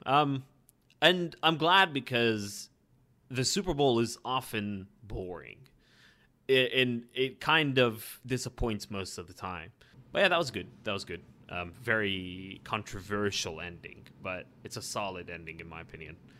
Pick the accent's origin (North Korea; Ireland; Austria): Ireland; being Irish